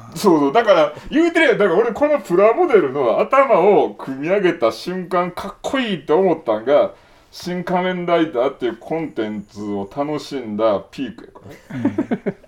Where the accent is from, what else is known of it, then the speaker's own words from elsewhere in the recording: Kansai, Japan; 俺ら関西人やから